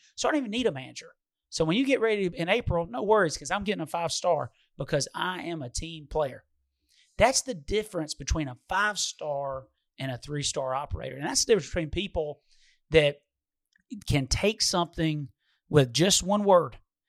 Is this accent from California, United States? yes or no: no; Detroit, Michigan, United States; But I forgot, I'm from Detroit.